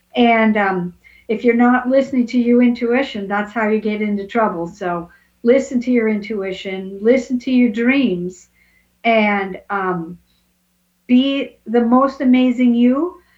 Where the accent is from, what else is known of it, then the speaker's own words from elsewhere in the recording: Portland, United States; And here I am from Portland, but I was visiting, I'm making it up, Florida or wherever.